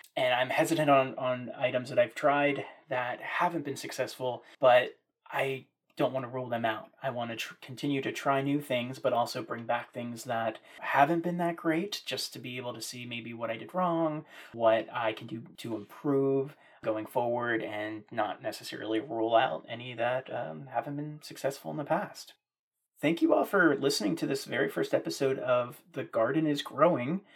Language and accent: English; Maryland, United States; also born or lived in central Virginia; now in Virginia, United States; growing up in Maryland with a small family garden in our backyard.